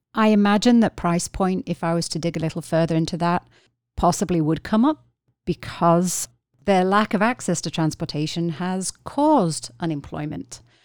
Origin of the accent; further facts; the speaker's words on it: England, United Kingdom; moved away; I'm from England originally